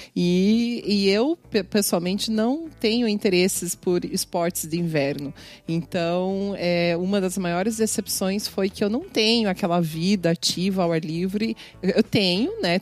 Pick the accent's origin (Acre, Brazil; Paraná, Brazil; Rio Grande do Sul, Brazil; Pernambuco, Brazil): Paraná, Brazil; Curitiba; moved away as an adult; now in Canada; Eu sou de Curitiba